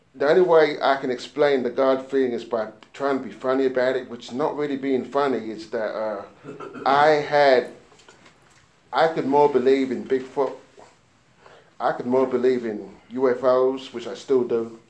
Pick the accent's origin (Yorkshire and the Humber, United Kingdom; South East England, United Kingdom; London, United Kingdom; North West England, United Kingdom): London, United Kingdom; now in United States; I was born and grew up in uh, London, England